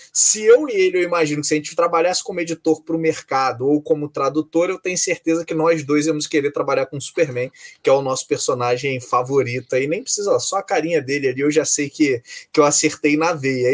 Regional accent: Rio de Janeiro, Brazil; A gente é carioca

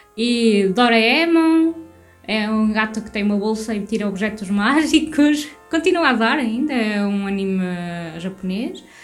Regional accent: Portugal; Eu sou portuguesa.

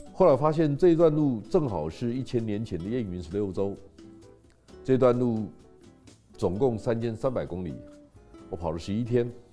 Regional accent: Taiwan; 我们台湾人在心理上有很大的困境

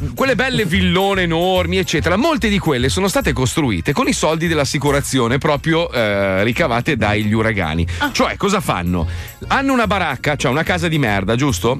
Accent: Italy; io sono italiano e sono orgoglioso di esserlo

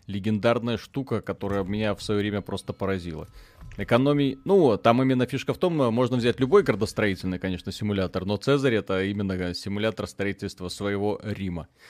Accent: Belarus; Мы ж белорусы

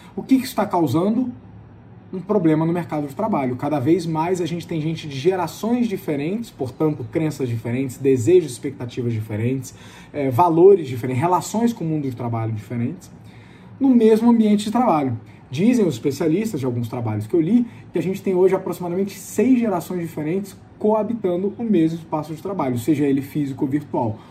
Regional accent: Brazil; nós, como brasileiros

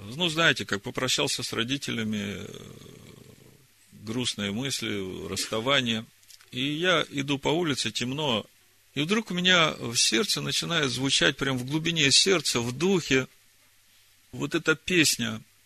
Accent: Horlivka, Donetsk Oblast, Ukraine; moved away; я единственный сын у родителей, и живут они в Горловке, и я родился в Горловке

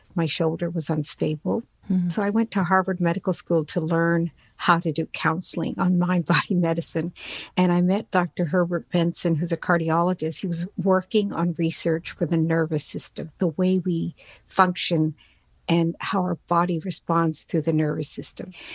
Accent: Newfoundland and Labrador, Canada; English is a second language; I immigrated here with my family to Newfoundland on the east coast of Canada back in 1967.

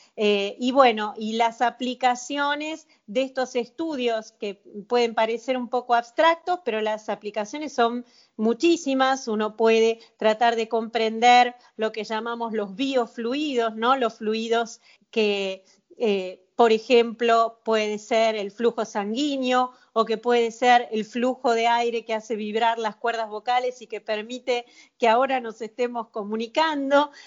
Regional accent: Mar del Plata, Buenos Aires Province, Argentina; also born or lived in France; now in Buenos Aires, Argentina; yo nací en Mar del Plata, así que es una, viví muchos años en Francia

